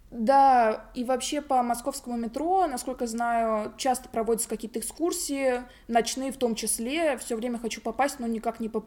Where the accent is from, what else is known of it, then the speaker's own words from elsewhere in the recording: Moscow, Russia; Ну и мы все-таки москвичи.